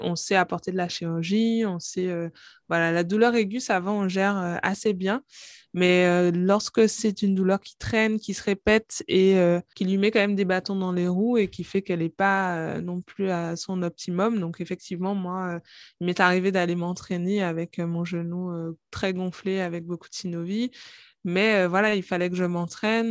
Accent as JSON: {"language": "French", "country": "Guadeloupe", "also_born_or_lived": "Paris", "moved": "as an adult", "said": "je suis originaire de la Guadeloupe j'ai fait mes études de pharmacie à Paris"}